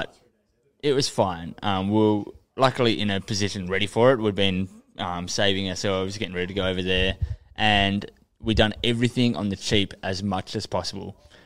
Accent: Australia; as a Australian band

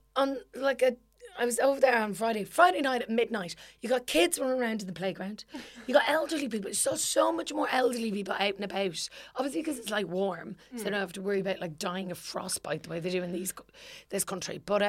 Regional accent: Ireland; now in United Kingdom; For example, I live in England.

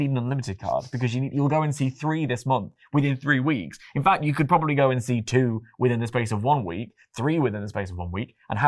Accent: London, United Kingdom; And obviously I'm a Londoner.

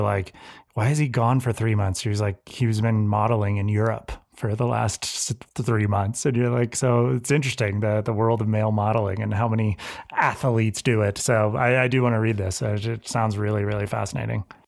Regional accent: Santa Cruz, California, United States; growing up in Santa Cruz, um, and growing up with a lot of professional surfers

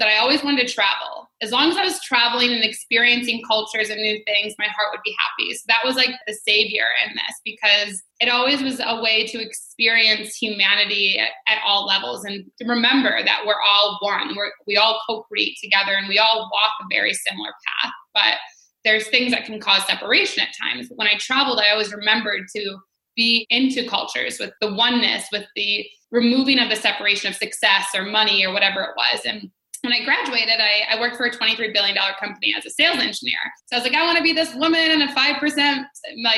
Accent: Detroit, Michigan, United States; moved away as an adult; now in New Zealand; I grew up in Detroit, Michigan, in the USA

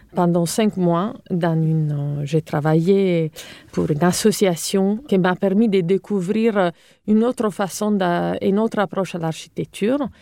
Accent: Cagliari, Sardinia, Italy; accent: Italian; French is a second language; moved away as an adult; also born or lived in Rome; now in France; je suis italienne, comme vous pouvez l'entendre. Donc, euh, j'ai hum, grandi en Sardaigne. Euh, ma ville natale s'appelle Cagliari

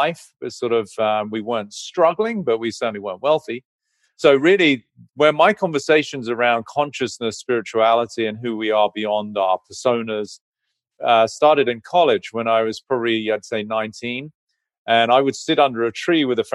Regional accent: England, United Kingdom; I grew up in England, orphaned by 17, both parents passed

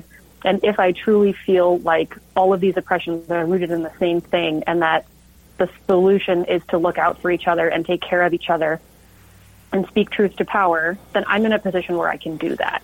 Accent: Del Mar, California, United States; now in Seattle, United States; I grew up in Del Mar

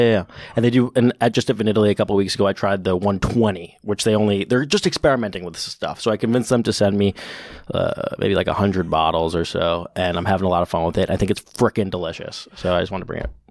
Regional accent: New York City, New York, United States; I grew up in New York City

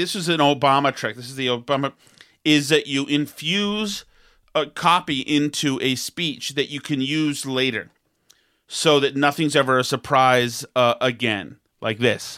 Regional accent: United States; as an American

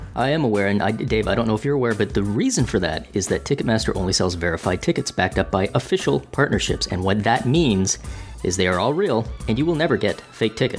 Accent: Canada; as a Canadian

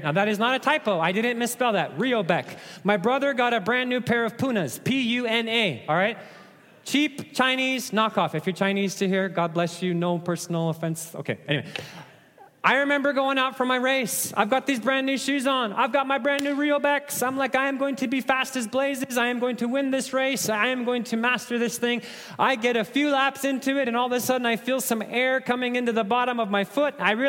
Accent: Nairobi, Kenya; Let me illustrate with a story from growing up in Africa, right? Those of you that watch track and field running, you know that Kenyans love to run, right? I was born in Nairobi, Kenya.

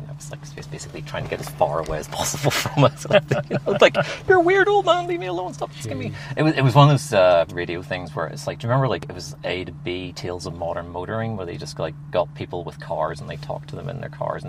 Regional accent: Northern Ireland, United Kingdom; I grew up in the Troubles in Northern Ireland. and from with very religious parents as a screaming homosexual.

